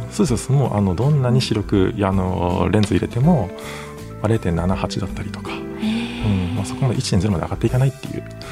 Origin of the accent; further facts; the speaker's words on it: Kagoshima, Japan; moved away; also born or lived in Tokyo; 僕の地元が鹿児島県